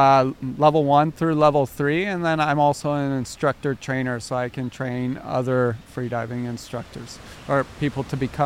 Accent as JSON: {"language": "English", "area": "Orange County", "region": "California", "country": "United States", "moved": "as an adult", "lives_now": "Oahu, United States", "said": "For me, because I'm not born and raised, in Hawaii. I'm actually from, Orange County, California."}